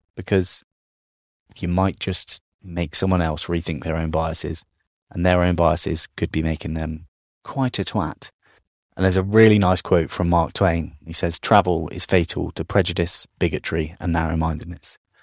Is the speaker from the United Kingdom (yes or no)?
yes; United Kingdom